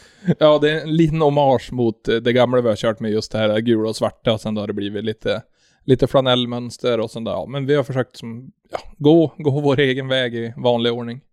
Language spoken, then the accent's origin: Swedish; Sweden; jag är från Sveriges minsta kommun